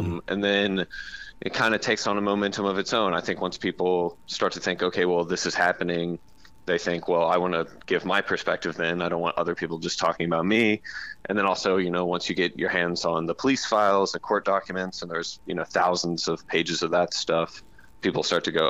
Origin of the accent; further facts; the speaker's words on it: the South, United States; I'm from the South